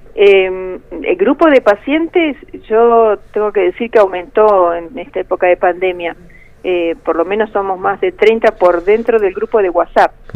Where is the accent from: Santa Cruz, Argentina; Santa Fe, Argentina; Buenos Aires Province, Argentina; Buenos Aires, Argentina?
Santa Cruz, Argentina; Río Gallegos; Lo que somos acá de Río Gallegos